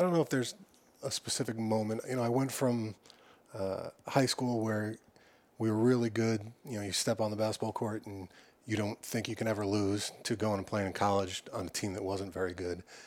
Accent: Long Island, New York, United States; I grew up on Long Island

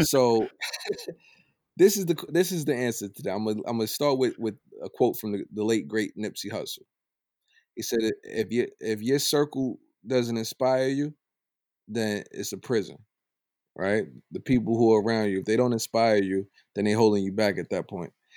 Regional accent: United States; I'm from Old Brooklyn.

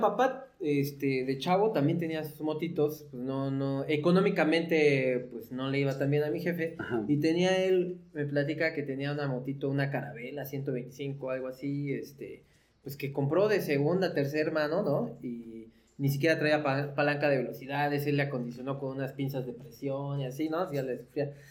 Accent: Tlaxcala, Mexico; Yo soy de Tlaxcala, originario de Tlaxcala, pues casi toda mi vida he, he vivido ahí

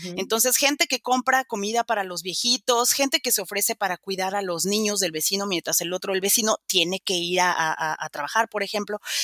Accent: Mexico; moved away as an adult; also born or lived in Spain; now in Vienna, Austria; soy mexicana de nacimiento

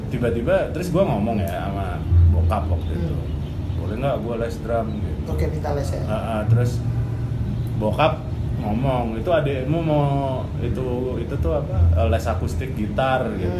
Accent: Surabaya, East Java, Indonesia; now in Jakarta, Indonesia; saya dari Surabaya. Saya ke Jakarta itu tahun 2008.

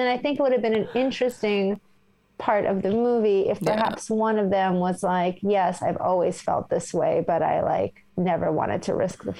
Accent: New York, United States; As a New Yorker, it just rubbed me the wrong way.

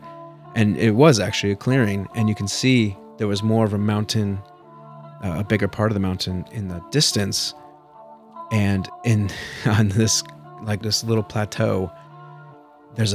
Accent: Nebraska, United States; my family, when we grew up in Nebraska

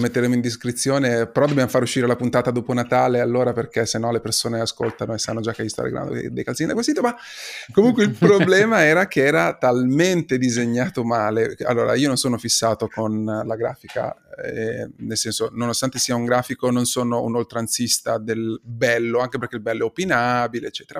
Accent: Imola, Emilia-Romagna, Italy; io sono di Imola

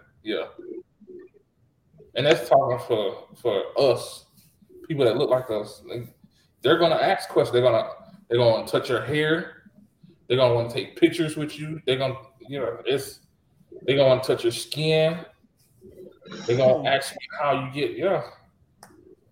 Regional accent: United States; I'm African tan, but I am from America

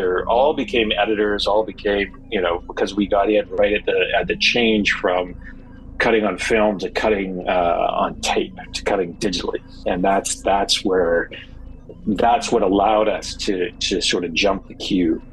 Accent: Canada; moved away as an adult; also born or lived in Vancouver; now in Los Angeles, United States; Growing up in Canada

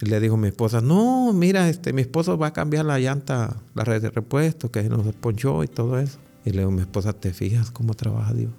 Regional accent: Ahuachapán, El Salvador; moved away; la iglesia adventista de, vamos a decir, de Aguachapán, de donde yo soy

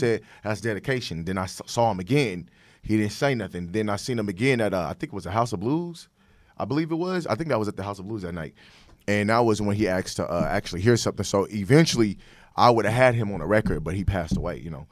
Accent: Sacramento, California, United States; moved away as an adult; also born or lived in Dallas, Texas; I'm from Sacramento, California.

